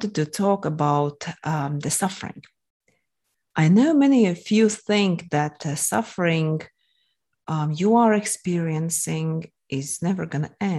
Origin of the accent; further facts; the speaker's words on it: Latvia; English is a second language; moved away as an adult; now in Moscow, Russia; originally, I'm from Latvia, hence the accent you might have noticed. I'm not the native English speaker